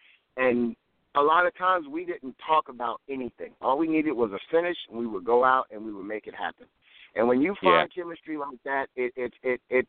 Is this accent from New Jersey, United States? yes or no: yes; New Jersey, United States; also born or lived in Warner Robins, Georgia; now in Georgia, United States; I'm originally from New Jersey